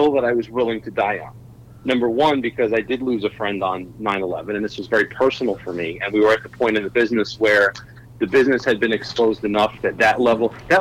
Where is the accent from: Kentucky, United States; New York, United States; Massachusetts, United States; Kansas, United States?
New York, United States; I grew up, I'm from New York